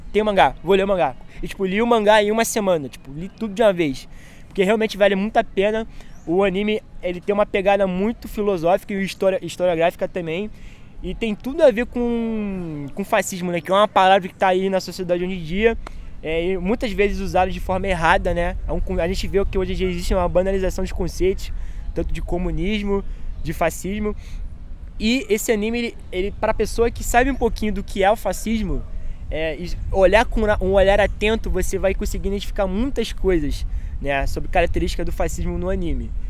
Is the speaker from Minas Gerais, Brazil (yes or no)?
no; Baixada Fluminense, Rio de Janeiro, Brazil; eu vim da Baixada Fluminense, para quem não conhece, pesquisa aí, vocês vão ver como que é. É um lugar bastante pobre, é um lugar assim que a gente não tem acesso a, tipo, a teatro, biblioteca